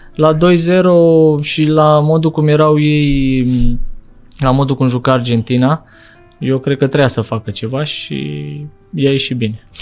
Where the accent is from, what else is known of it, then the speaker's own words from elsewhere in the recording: Bucharest, Romania; eu am copilărit în Bercen la Big